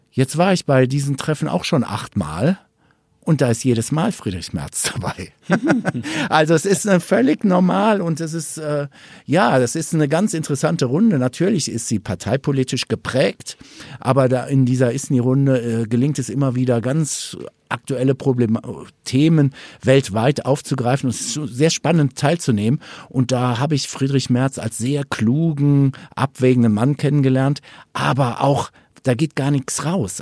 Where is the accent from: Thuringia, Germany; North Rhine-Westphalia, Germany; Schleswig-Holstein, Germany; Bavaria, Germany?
North Rhine-Westphalia, Germany; moved away; kommen wir beide ja ursprünglich aus NRW.